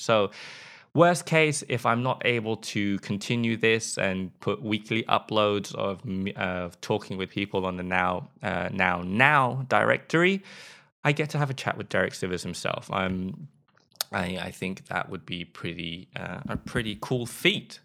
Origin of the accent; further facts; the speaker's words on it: England, United Kingdom; accent: British; moved away as an adult; now in Sweden; I am from England. If you can't tell from my accent, a lot of people say that my British accent is actually quite mild